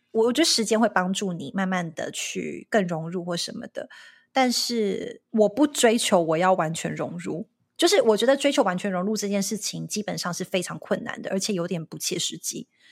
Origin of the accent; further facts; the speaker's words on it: Taiwan; accent: Taiwanese; moved away as an adult; now in United States; 我的口音不是美式的口音，或是我的台湾腔或台湾的口音